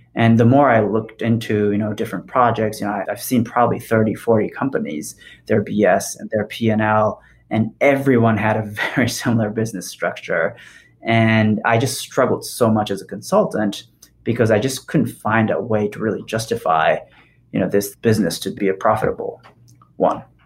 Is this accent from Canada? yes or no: no; Japan; also born or lived in Paris, France; now in Bay Area, United States; as a kid growing up in Japan